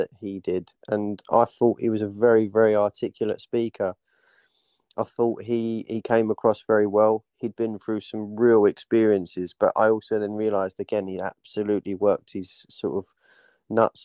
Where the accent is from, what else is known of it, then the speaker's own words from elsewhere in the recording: Dagenham, London, United Kingdom; I was born in Dagenham myself, grew up around sort of that region